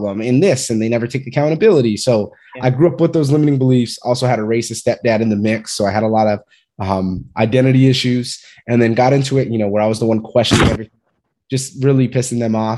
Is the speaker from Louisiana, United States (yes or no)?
no; Fresno, California, United States; moved away; I'm from Fresno, California, originally